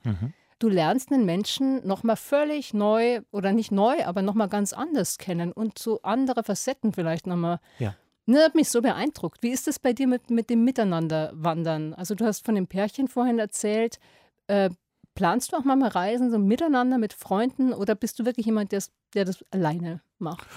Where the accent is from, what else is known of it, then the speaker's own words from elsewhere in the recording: Lower Bavaria, Germany; in meine niederbayerische Heimat